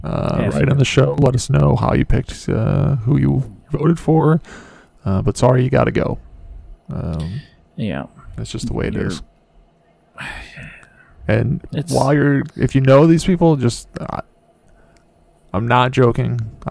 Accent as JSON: {"language": "English", "country": "United States", "said": "I'm an American"}